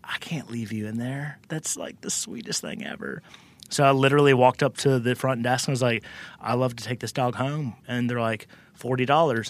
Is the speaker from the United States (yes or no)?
yes; the South, United States; I was born and raised in the South